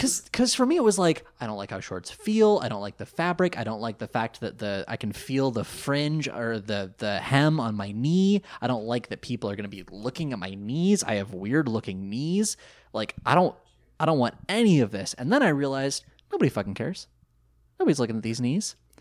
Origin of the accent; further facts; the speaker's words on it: outside of Sacramento, California, United States; I grew up outside of Sacramento